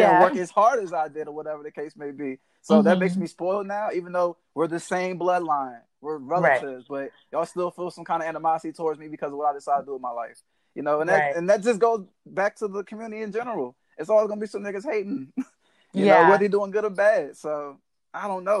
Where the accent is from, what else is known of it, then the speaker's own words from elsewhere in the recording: Waldorf, Maryland, United States; I am from Southern Maryland. I'm from Waldorf, Maryland, actually